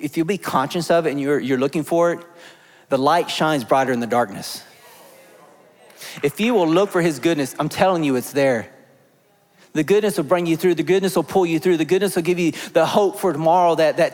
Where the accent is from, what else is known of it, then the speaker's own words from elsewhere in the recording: Texas, United States; accent: Texan; first language English; My first language is not Spanish, it's English or Texan